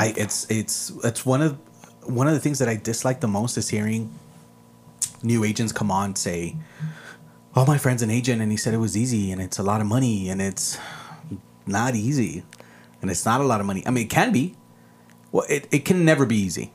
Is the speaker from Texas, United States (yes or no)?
yes; El Paso, Texas, United States; first language Spanish; English is a second language; also born or lived in Ciudad Juárez, Mexico; I was born here in El Paso